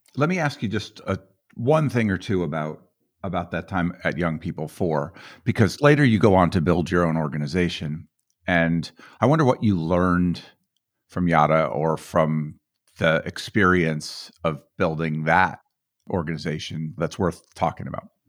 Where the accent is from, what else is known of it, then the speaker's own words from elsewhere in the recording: Boulder, Colorado, United States; I grew up in Boulder. I, I'm from Boulder myself